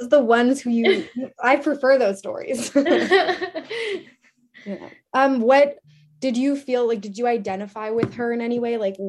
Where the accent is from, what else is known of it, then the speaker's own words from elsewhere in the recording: Vancouver, British Columbia, Canada; I'm from Vancouver